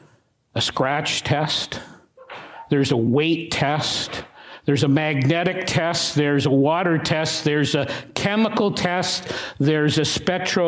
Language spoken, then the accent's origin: English; Regina, Saskatchewan, Canada; I was 7, maybe 8 years of age, growing up in Regina